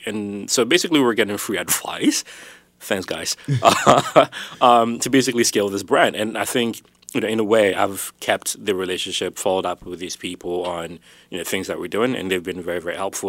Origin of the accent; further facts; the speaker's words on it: Ghana; I was born in Ghana, um, West, West Africa. Uh, both my parents are from there.